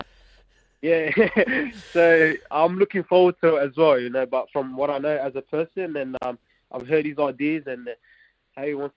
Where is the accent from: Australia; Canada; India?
Australia; Campbelltown, New South Wales; moved away as an adult; now in Wellington, New Zealand; I grew up in Southwest Sydney in Campbelltown